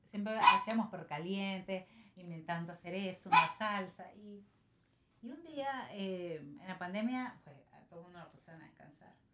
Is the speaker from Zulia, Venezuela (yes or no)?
no; San Cristóbal, Táchira, Venezuela; now in United States; soy de San Cristóbal. Estado